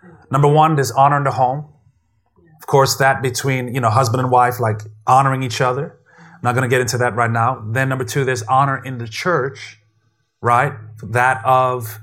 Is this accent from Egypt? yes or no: no; U.S. Virgin Islands; moved away; I grew up in St. Thomas, Virgin Islands